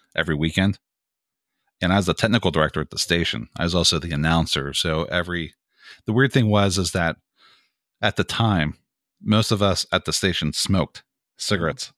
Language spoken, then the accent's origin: English; Greensburg, Pennsylvania, United States; moved away as an adult; now in Pittsburgh, United States; I'm originally from Greensburg, Pennsylvania, which is the county to the right of Allegheny County